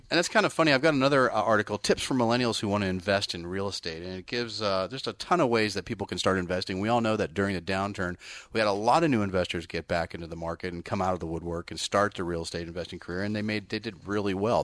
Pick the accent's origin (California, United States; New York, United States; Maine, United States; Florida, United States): California, United States; Bay Area; I'm actually from the Bay Area